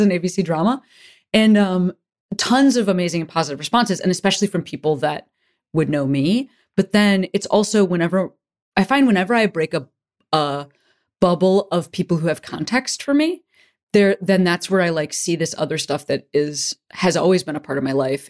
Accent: Chicago, Illinois, United States; moved away; I'm from Chicago

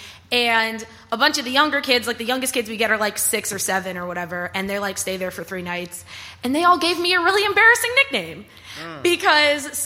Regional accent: Texas, United States; Born and raised in Texas

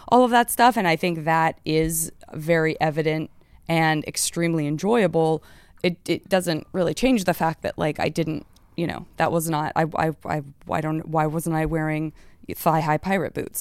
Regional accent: Arizona, United States; I'm from Arizona

